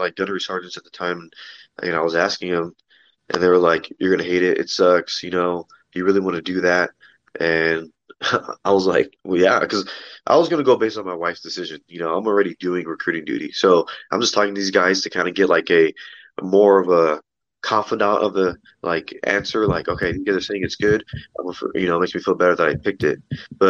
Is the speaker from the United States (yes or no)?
yes; Los Angeles, Apple Valley, California, United States; I was born in Los Angeles, lived there until I was about nine to 18, lived in Apple Valley, California